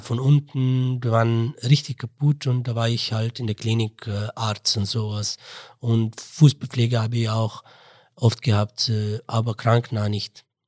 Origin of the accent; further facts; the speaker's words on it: Mosul, Nineveh, Iraq; German is a second language; moved away as an adult; also born or lived in Baghdad, Iraq / Istanbul, Turkey; now in Innsbruck, Austria; ich komme komm aus dem Irak und aus Mosul